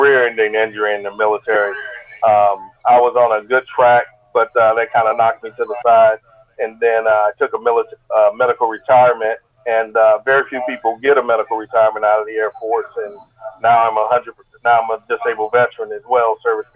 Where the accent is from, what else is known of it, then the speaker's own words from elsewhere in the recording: Augusta, Georgia, United States; now in Savannah, United States; I grew up in Augusta, Georgia, and we grew up down in the bottom